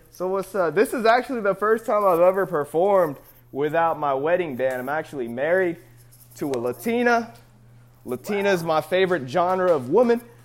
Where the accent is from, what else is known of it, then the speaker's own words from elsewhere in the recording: the Bay Area, California, United States; We're all from the Bay Area